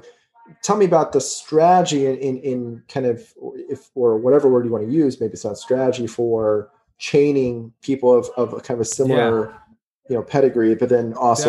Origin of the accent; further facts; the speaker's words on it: New Jersey, United States; I mean, I grew up in a part of the world, like where I grew up in New Jersey, had a really high South Asian population.